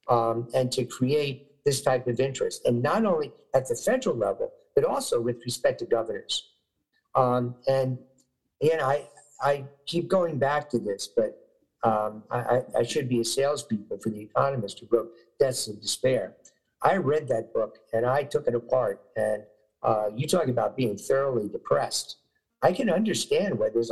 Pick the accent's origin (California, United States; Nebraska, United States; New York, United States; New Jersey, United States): New York, United States; when I was growing up in New York, you know, many years ago